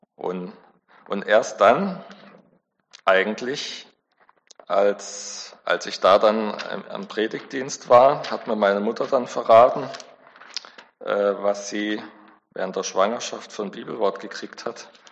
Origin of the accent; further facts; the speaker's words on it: Backnang, Baden-Württemberg, Germany; ich bin in der Baptistengemeinde in Backnang groß geworden